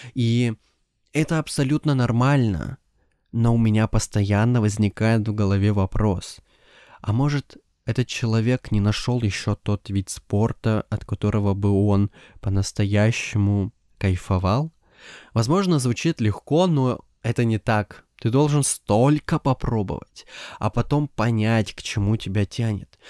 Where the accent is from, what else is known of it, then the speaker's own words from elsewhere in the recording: Siberia, Russia; Я из Сибири, и у нас, по ощущениям, как будто полгода лежит снег